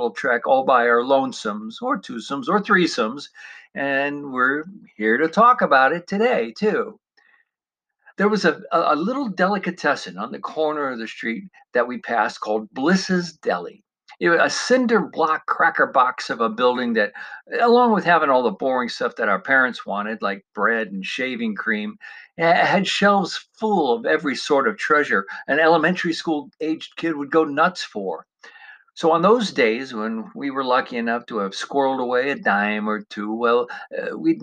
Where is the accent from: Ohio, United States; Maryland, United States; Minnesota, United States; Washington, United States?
Ohio, United States; Parma; as a young lad in the 1960s growing up in the Cleveland suburb of Parma, Ohio